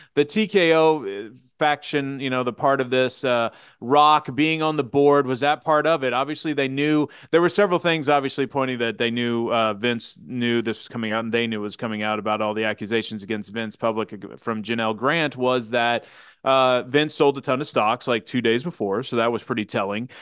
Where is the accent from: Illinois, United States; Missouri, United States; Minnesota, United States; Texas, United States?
Missouri, United States; Kansas City; born and bred in Kansas City